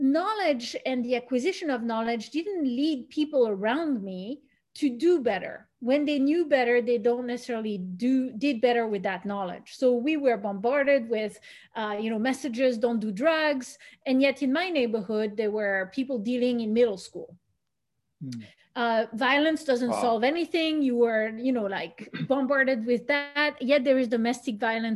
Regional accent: Switzerland; moved away as an adult; also born or lived in Belgium / United States; when I was in Switzerland or in the path that I had in Switzerland

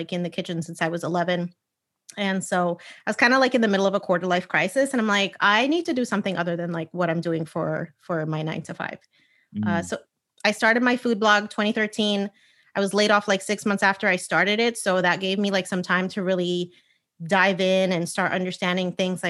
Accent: United States; I am Puerto Rican, born and raised in the United States

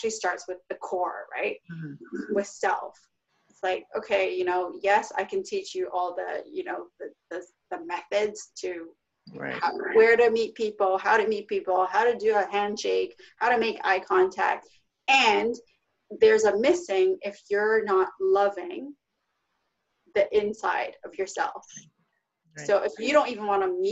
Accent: Vancouver, British Columbia, Canada; moved away as an adult; also born or lived in Toronto; I'm originally from Vancouver, BC

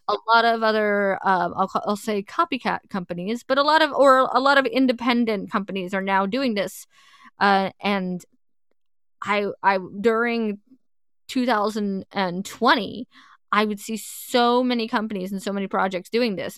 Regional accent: suburbs of New York, United States; I grew up right out, right outside the city. If anyone asks, I'm from New York, but really I'm from the suburbs of New York

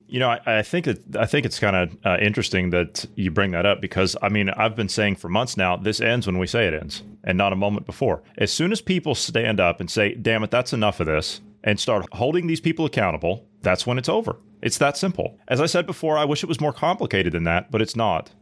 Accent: Ohio, United States; my home state of Ohio

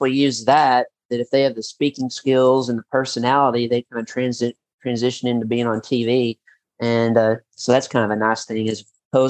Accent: Paducah, Kentucky, United States; growing up in Bowling Green, that's kind of very similar to where I grew up in Paducah. You know, small town, but yet it's kind of a bigger town, but it's not as big as Lexington or Louisville.

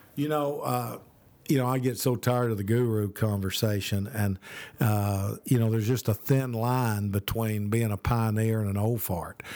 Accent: Birmingham, Alabama, United States; also born or lived in Oklahoma; now in Tennessee, United States; I'm from Birmingham

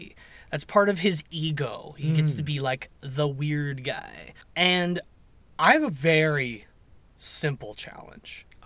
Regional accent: Bellingham, Washington, United States; you and I, growing up in Bellingham, Washington

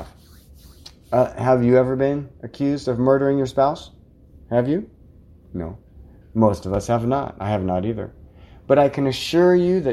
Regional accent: Scotts Bluff County, Nebraska, United States; This is my hometown, you guys. This is my home county

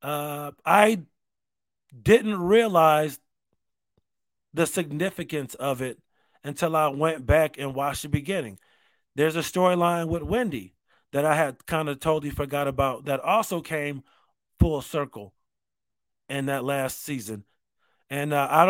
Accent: Rochester, United States; growing up in Rochester.

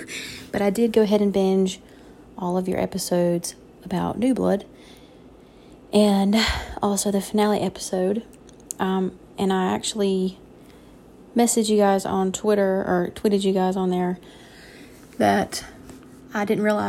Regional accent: North Carolina, United States; I am from North Carolina.

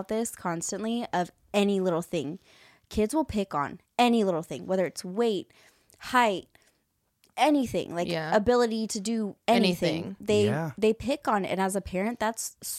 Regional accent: Vallejo, California, United States; I grew up in Vallejo.

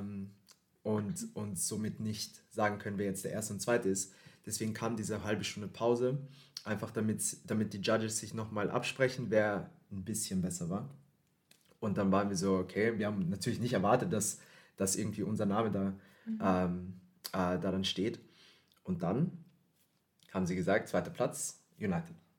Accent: Philippines; now in Vienna, Austria; ich komm aus den Philippinen

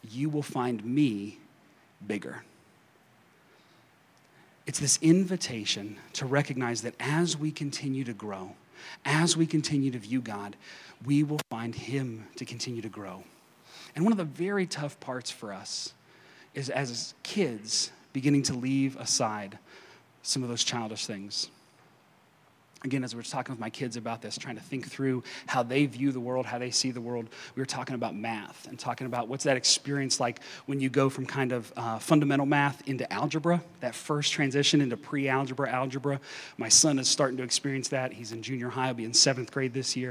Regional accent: eastern Kentucky, United States; accent: Kentucky; now in Wichita, United States; I grew up in this small town in eastern Kentucky

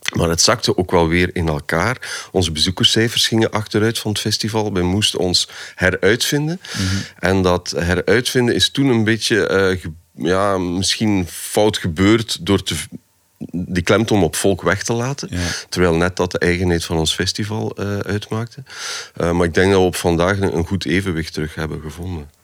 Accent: Poperinge, Flanders, Belgium; Ik ben van de Westhoek.

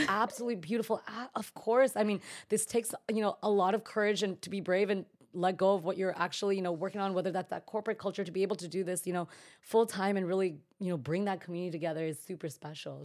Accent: Bay Area, Northern California, United States; also born or lived in New York City; I'm originally from the Bay Area, so Northern California, and I honestly feel so lucky to have been brought up in that environment

